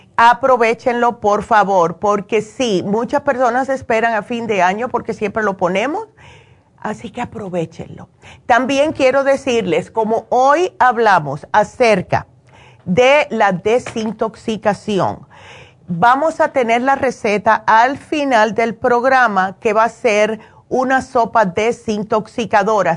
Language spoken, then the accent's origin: Spanish; Cuba; moved away; como hacemos nosotros los cubanos